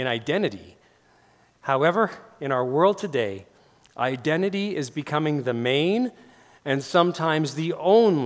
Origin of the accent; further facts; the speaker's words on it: Langley, British Columbia, Canada; moved away as an adult; also born or lived in White Rock, British Columbia / Smithers, British Columbia / Ashcroft, British Columbia; now in Okotoks, Canada; I grew up in Langley